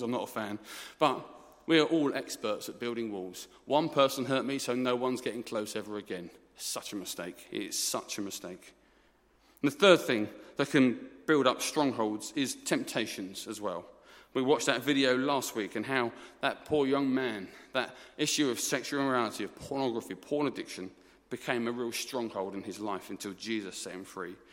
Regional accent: Essex, East of England, United Kingdom; I'm from Essex. I'm an Essex boy

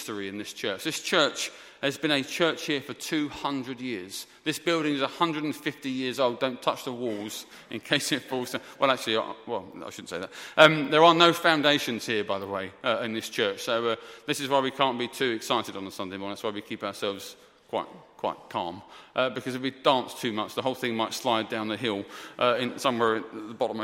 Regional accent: Essex, East of England, United Kingdom; moved away; also born or lived in South London; I'm from Essex originally, in case you're confused. I'm from Essex, not South London.

